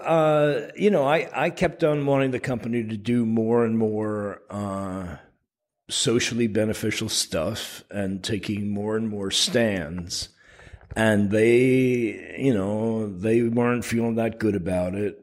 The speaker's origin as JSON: {"language": "English", "town": "Burlington", "region": "Vermont", "country": "United States", "tie": "born or raised there", "said": "I was working with a local organization in uh, my hometown of Burlington, Vermont"}